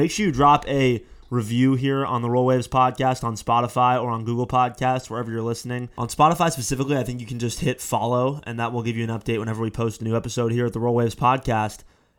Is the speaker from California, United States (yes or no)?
yes; Malibu, California, United States; growing up in Malibu, California.